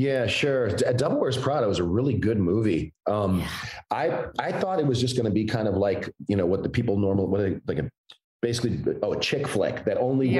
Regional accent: Chicago, Illinois, United States; also born or lived in Evanston; i was born in Evanston, but I was raised on the south side of Chicago

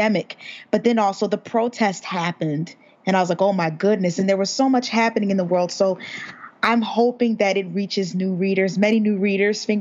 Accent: United States; we're all from America

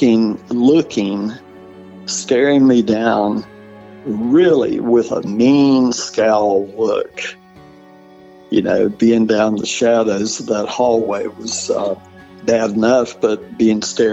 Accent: Fair Plains, Wilkes County, North Carolina, United States; I grew up in the Fair Plains community of Wilkes County

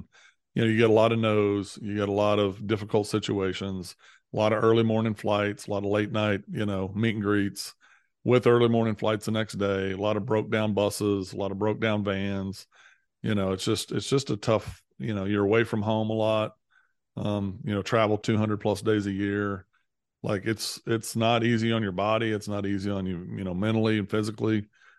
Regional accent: Missouri, United States; I grew up in Southeast Missouri and ended up going to Baylor

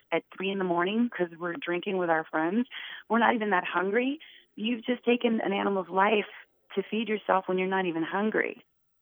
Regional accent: New Orleans, Louisiana, United States; I grew up in New Orleans

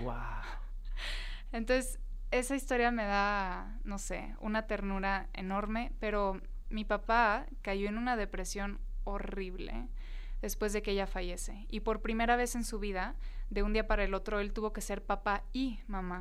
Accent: Tijuana, Baja California, Mexico; moved away as an adult; yo soy de Tijuana, me crié allá, estuve pues los primeros 18 años de mi vida en Tijuana

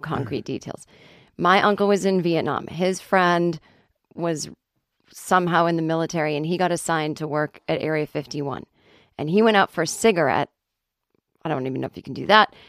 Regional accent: Boston, Massachusetts, United States; I'm not Irish, but I'm from Boston

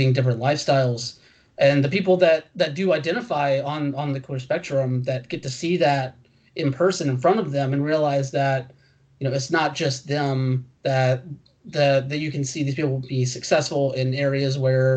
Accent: Moultrie, Georgia, United States; I grew up in Moultrie

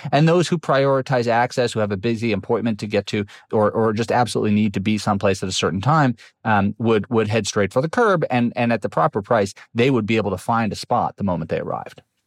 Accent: New York City, New York, United States; I grew up in New York City, which used to be full of parking lots in the 1970s and 80s

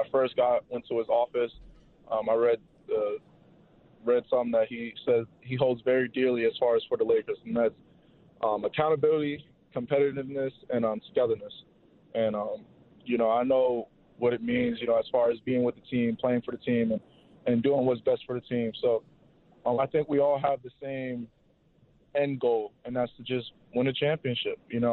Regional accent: Pennsylvania, United States; since I'm from Pennsylvania

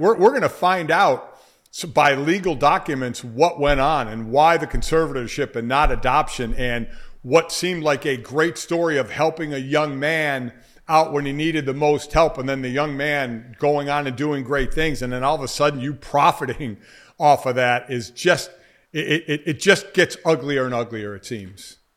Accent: Cleveland, Ohio, United States; I'm from Cleveland

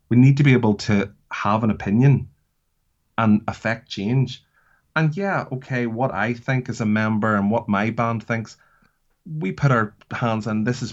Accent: Northern Ireland, United Kingdom; I come from Northern Ireland

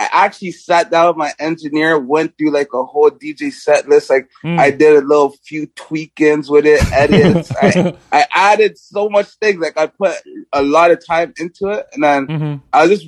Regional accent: Toronto, Ontario, Canada; moved away as an adult; now in Los Angeles, United States; we're from Canada

